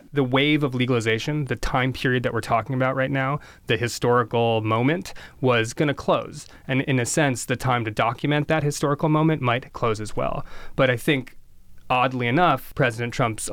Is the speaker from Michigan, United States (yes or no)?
no; Princeton, New Jersey, United States; born or raised there